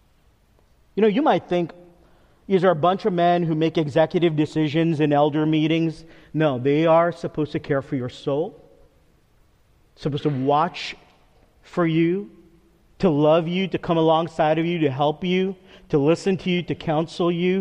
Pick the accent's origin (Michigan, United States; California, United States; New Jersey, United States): New Jersey, United States; Teaneck; moved away as an adult; also born or lived in Texas; my parents' house, which was next door, the house I grew up in. So it's 2 driveways, 2 sidewalks, and our neighbor, who is a man that's like a dad to me, who I grew up with all my growing up years on Pomander Walk in Teaneck, New Jersey